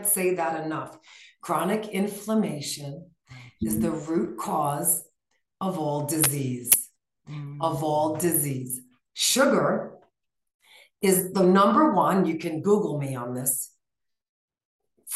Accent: New York, United States; now in Flagstaff, United States; We're from New York, where we live in Flagstaff now.

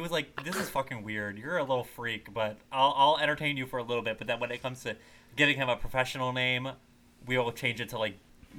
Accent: the North, Northern United States, United States; I am not from the South. I am from a North. I am a Northern gal.

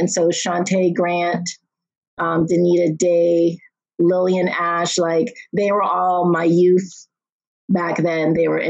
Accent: Nova Scotia, Canada; Growing up in Nova Scotia was great in some ways, but I knew I wanted to see more of the world, if that makes sense.

